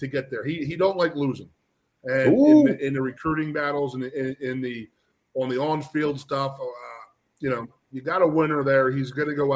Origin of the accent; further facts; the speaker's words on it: Philadelphia, Pennsylvania, United States; I grew up in the Philadelphia area, so I really never had to leave